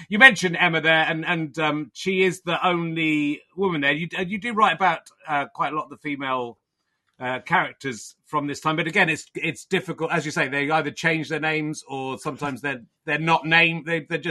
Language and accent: English; Cheddar, South West England, United Kingdom; I wasn't born in Somerset, but I grew up in Cheddar